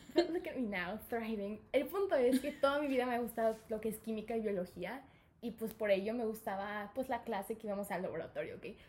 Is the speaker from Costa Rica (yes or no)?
no; Mexico; born or raised there; also born or lived in United States / Guadalajara